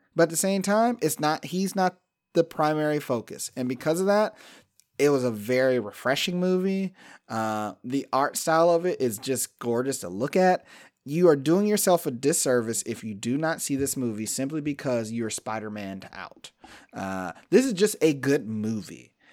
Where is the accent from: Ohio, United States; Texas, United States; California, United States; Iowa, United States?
Ohio, United States; Cleveland; I come from Cleveland, the land of just stay the fuck out of my way